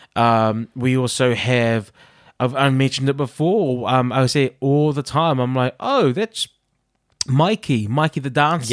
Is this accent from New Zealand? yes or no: yes; Auckland, New Zealand; now in Liverpool, United Kingdom; if I did my hometown, it would be South Auckland